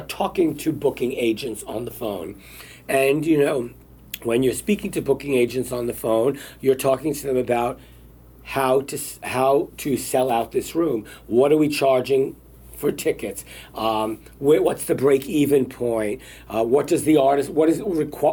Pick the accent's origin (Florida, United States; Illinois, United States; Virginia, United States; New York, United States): New York, United States; New York City; as a little kid growing up in Brooklyn